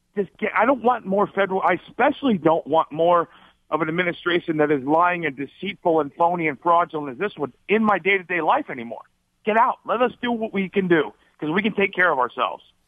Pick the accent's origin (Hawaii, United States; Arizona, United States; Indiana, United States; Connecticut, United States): Arizona, United States; born or raised there; also born or lived in Alaska